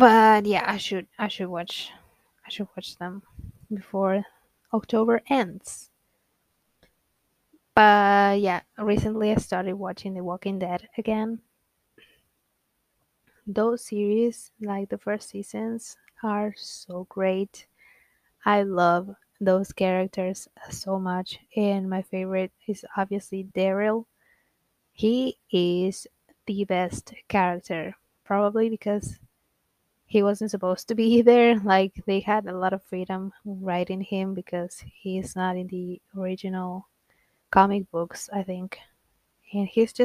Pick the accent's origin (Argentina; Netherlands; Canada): Argentina; first language Spanish; English is a second language; I'm from Argentina. I'm 27 years old, almost 28. But yeah, And I'm Latina. My first language is Spanish